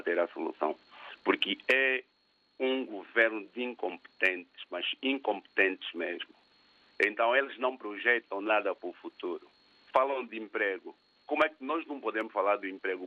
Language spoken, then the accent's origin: Portuguese; Angola; sendo angolano